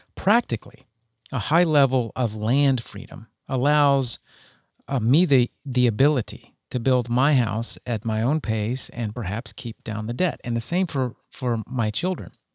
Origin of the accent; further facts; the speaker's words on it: Texas, United States; moved away; I grew up in Texas